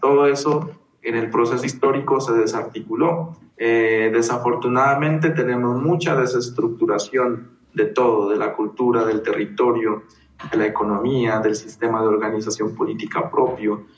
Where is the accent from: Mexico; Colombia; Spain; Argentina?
Colombia; Kamëntšá people, Putumayo; also born or lived in Brazil; now in Bogotá, Colombia; he participado como miembro activo del pueblo Camonchavilla